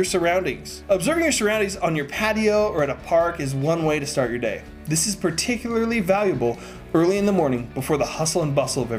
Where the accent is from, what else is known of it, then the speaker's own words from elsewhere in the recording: Las Vegas, Nevada, United States; as a kid growing up in Vegas, playing outside in the August heat.